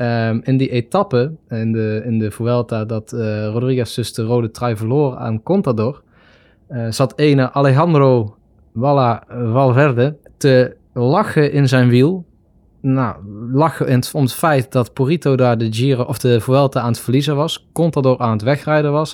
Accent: Netherlands

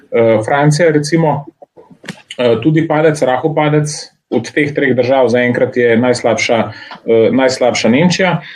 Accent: Slovenia; Slovenci smo

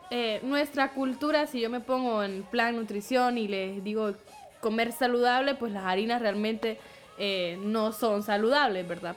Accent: Honduras; Ese es nuestro carbohidrato como cultura hondureña

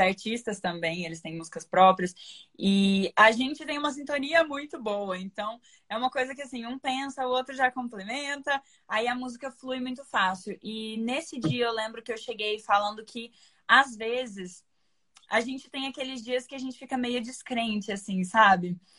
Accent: Uberlândia, Minas Gerais, Brazil; now in São Paulo, Brazil; eu moro em São Paulo, embora eu seja de Minas

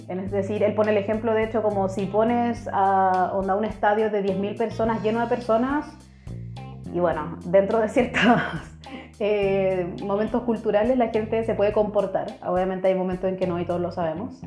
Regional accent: Chile; now in Germany; Soy chilena, pero vivo actualmente en Alemania

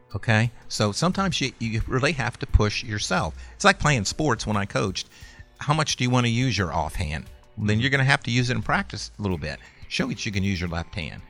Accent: Sandusky, Ohio, United States; I grew up in Sandusky, Ohio

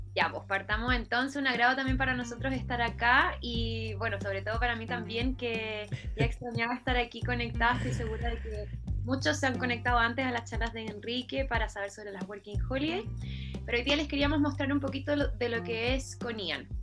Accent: Santiago, Santiago Metropolitan Region, Chile; Soy chilena, soy de Santiago

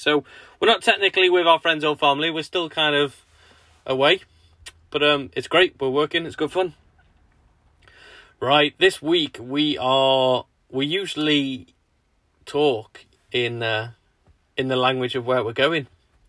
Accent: Chester, North West England, United Kingdom; moved away as an adult; also born or lived in New Brighton, Wirral; now in Sussex, United Kingdom; We're from like the northwest, Chester, Ellesmereport, that sort of way, near the Wirral. Our house was on the Wirral, New Brighton, just opposite Liverpool.

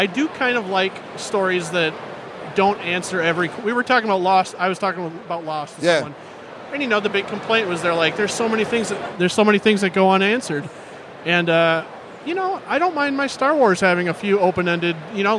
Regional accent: Minnesota, United States; I'm from Minnesota.

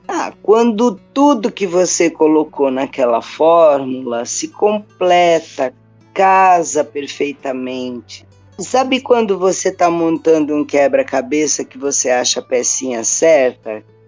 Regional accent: São Paulo, Brazil; moved away as an adult; now in Cambuquira, Brazil; eu sou de São Paulo

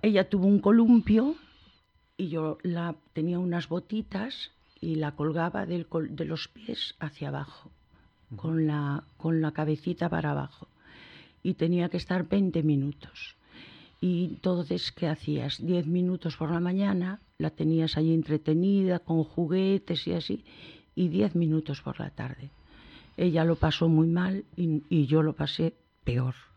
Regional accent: Vigo, Galicia, Spain; Vivíamos en Santa Rita, onde nací yo e onde nacieron mis dos hijos

